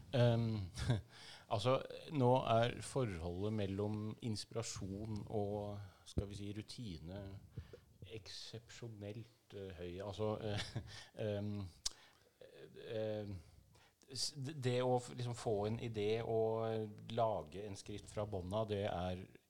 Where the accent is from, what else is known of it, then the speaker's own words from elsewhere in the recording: outside Tønsberg, Vestfold, Norway; dette er i Vestfold, uh, eh, utafor Tønsberg